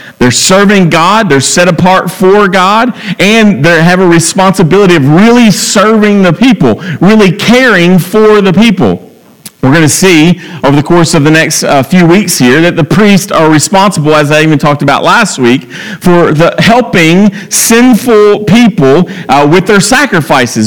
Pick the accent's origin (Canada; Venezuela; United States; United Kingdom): United States; Franklin; I'm from Franklin